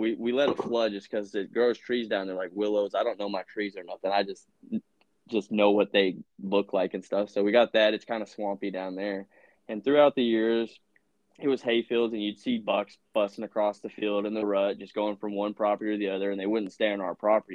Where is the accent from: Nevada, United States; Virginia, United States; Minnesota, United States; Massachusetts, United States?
Virginia, United States; I grew up in Virginia hunting